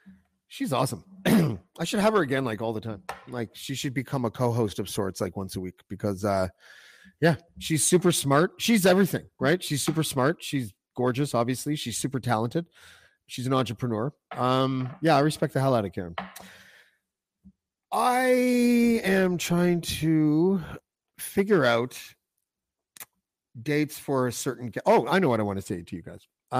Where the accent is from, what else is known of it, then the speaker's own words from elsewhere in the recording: Montreal, Quebec, Canada; born there; I don't speak French. I was born in Montreal. I spent all my summers in Lac Bleu, which is, I don't know where, somewhere.